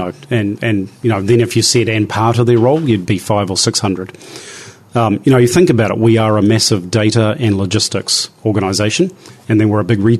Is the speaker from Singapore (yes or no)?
no; New Zealand; as a New Zealander